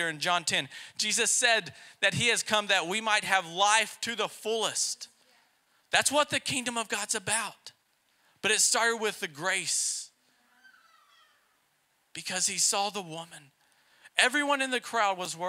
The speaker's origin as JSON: {"language": "English", "region": "Texas", "country": "United States", "moved": "yes", "lives_now": "Poland", "said": "we're from Texas"}